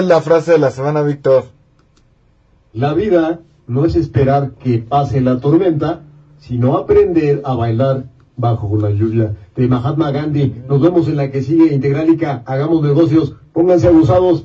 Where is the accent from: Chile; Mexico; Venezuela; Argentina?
Mexico; nuestra sociedad mexicana